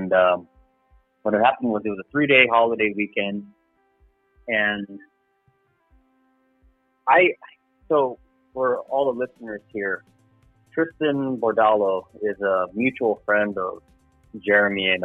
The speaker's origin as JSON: {"language": "English", "town": "Los Angeles", "region": "California", "country": "United States", "tie": "born or raised there", "said": "I was born and raised in sunny Los Angeles, California."}